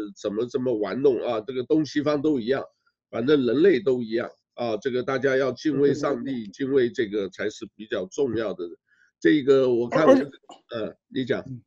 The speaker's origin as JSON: {"language": "Chinese", "country": "Taiwan", "tie": "born or raised there", "said": "我呢是台湾出生长大的，虽然呢我老家在湖南"}